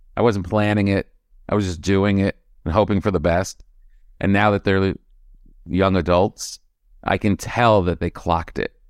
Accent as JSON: {"language": "English", "region": "East Coast", "country": "United States", "also_born_or_lived": "New York / Los Angeles", "moved": "yes", "said": "we're from the East Coast"}